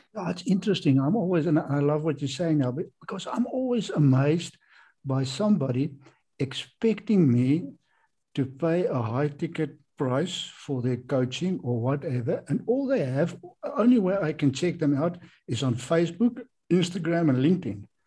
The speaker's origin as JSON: {"language": "English", "country": "South Africa", "said": "I'm from South Africa"}